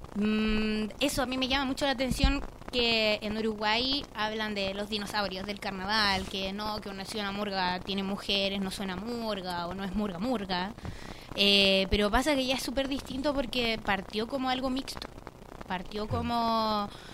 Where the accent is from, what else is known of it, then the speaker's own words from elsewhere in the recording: Valparaíso, Chile; yo soy de Valparaíso